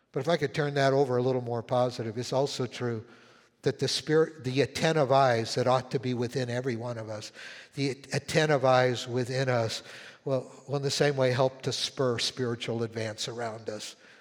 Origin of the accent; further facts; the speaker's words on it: Winnipeg, Manitoba, Canada; moved away; When, when I was a little kid, uh, like eight, nine years old, um, I was living in Winnipeg where I was born up in Canada.